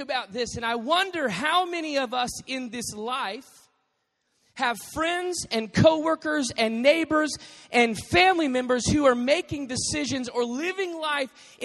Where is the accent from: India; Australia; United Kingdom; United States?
United States; Dallas, Texas; moved away; also born or lived in Arizona; I grew up in Dallas